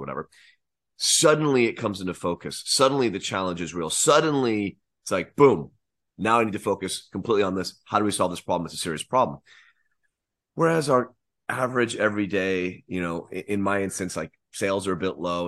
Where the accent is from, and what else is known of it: United States